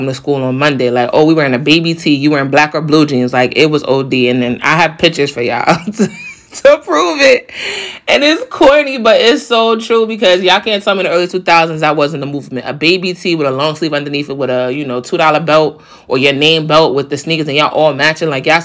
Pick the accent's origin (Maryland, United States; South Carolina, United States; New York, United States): New York, United States; I'm from New York